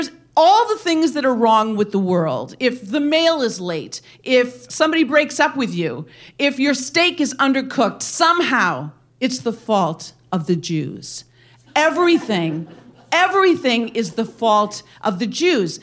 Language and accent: English; Wisconsin, United States; my hometown in this little town in Wisconsin